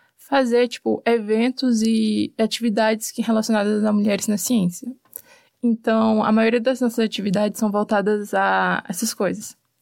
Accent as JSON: {"language": "Portuguese", "town": "Teresina", "region": "Piauí", "country": "Brazil", "moved": "as an adult", "lives_now": "Curitiba, Brazil", "said": "Eu sou de Teresina, Piauí, bem no Nordeste"}